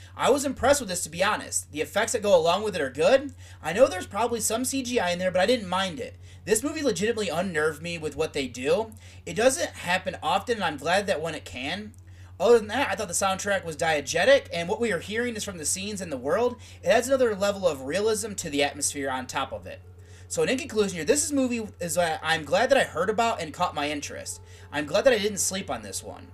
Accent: United States

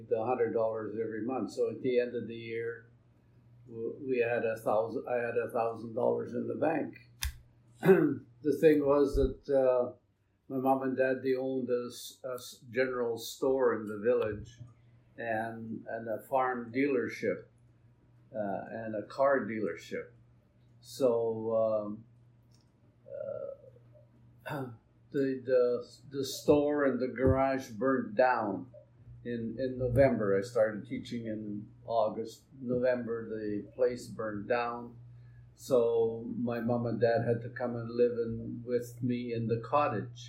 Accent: Meleb, Manitoba, Canada; also born or lived in St. Andrews, Manitoba; I grew up in Mellab. It's a small community in the Interlake

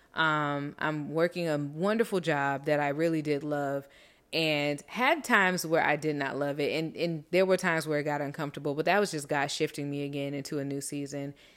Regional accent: Miami, Florida, United States; also born or lived in Tuskegee, Alabama / Orlando, Florida; growing up in such a beautiful melting pot as Miami

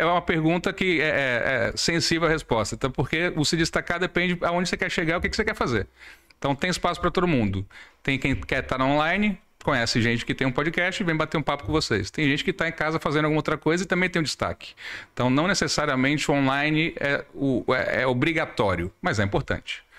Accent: Salvador, Bahia, Brazil; moved away as an adult; also born or lived in São Paulo; now in Manaus, Brazil; nasci em São Paulo, cresci em Salvador, estou em Manaus desde 2010

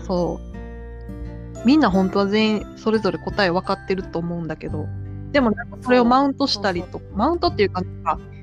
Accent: Osaka, Japan; moved away; 私もね大阪出身だから

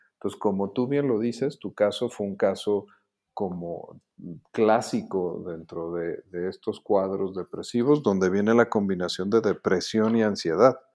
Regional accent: Mexico; lo que somos los mexicanos ahorita

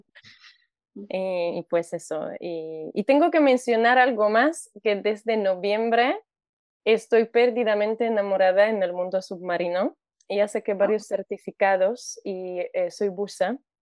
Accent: Warsaw, Masovian Voivodeship, Poland; Spanish is a second language; moved away as an adult; now in Mexico; Soy de Polonia, nací en Varsovia

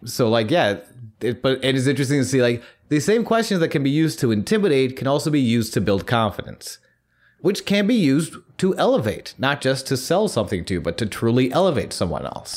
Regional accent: United States; being surrounded by Christianity as we, you know, we have growing up in America

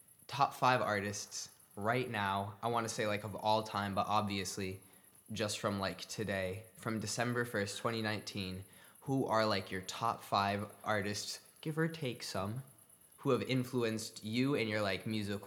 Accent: Santa Cruz, California, United States; now in Berlin, Germany; I'm from Santa Cruz, California

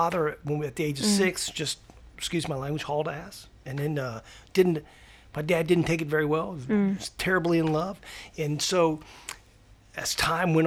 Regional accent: Sanford, United States; I was born in Sanford.

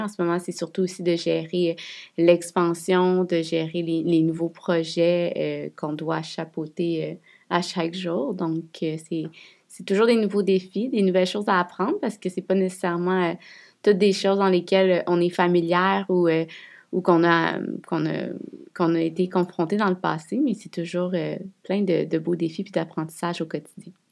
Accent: Quebec City, Quebec, Canada; On est de Québec

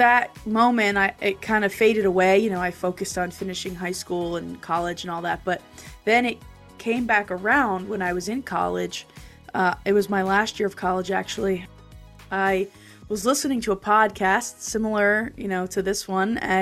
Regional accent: New Jersey, United States; in my hometown in New Jersey

